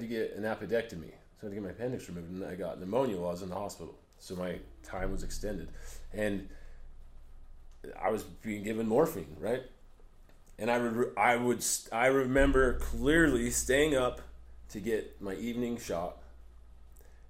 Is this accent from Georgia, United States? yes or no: no; Price, Utah, United States; I grew up, I'm from Price, Utah, Carbon County, Utah